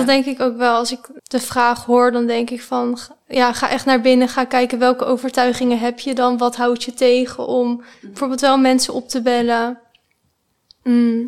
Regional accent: The Hague, South Holland, Netherlands; accent: Haags; Ik kom uit Den Haag. Waarschijnlijk, eh, kunnen jullie dat wel horen

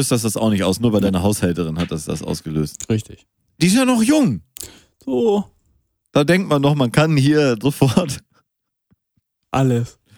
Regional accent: Münster, North Rhine-Westphalia, Germany; born there; Ich bin noch in Münster geboren, Gregor.

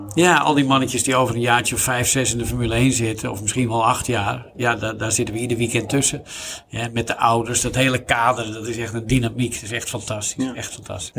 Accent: Zandvoort, North Holland, Netherlands; hier in mijn, zeg maar, mijn geboorteplaats, letterlijk, locatie van Rob Slotenmaker, de slipschool

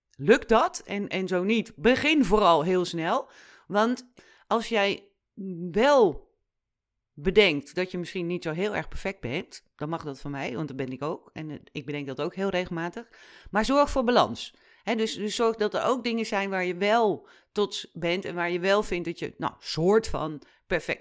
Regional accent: Netherlands; wij als Nederlanders

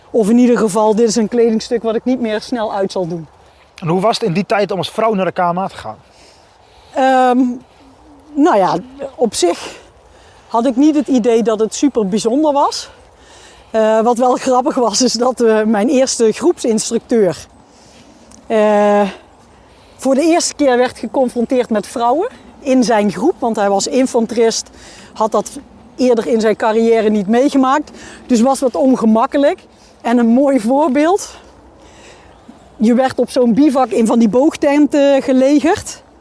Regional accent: Limburg, Netherlands; Ehm, ik ben opgegroeid in Limburg.

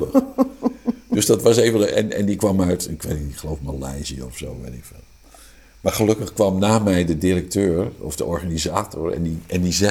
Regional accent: Amsterdam, North Holland, Netherlands; accent: Amsterdam; Ik zeg, Johan! Johan! Op mijn Amsterdamse accent. kwam ineens weer tevoorschijn.

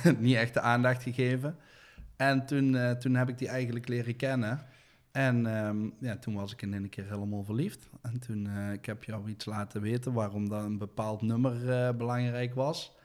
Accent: Deurne, North Brabant, Netherlands; daar ben ik opgegroeid in, in de sint Joseph parochie bij de atletiekbaan

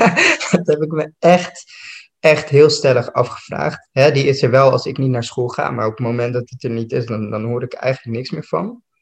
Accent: Amsterdam, North Holland, Netherlands; Ik kwam uit Noord, dit was Amsterdam-West. Ik kende helemaal niemand.

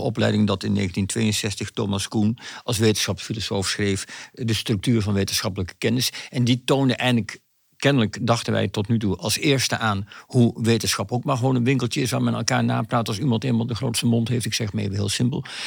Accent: Achterhoek, Gelderland, Netherlands; in de achterhoek waar ik vandaan kom

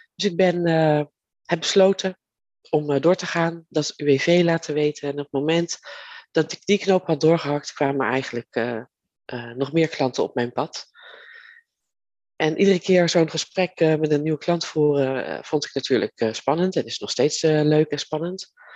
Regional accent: Leiden, South Holland, Netherlands; ben ik geboren in Leiden. En daar ben ik ook getogen.

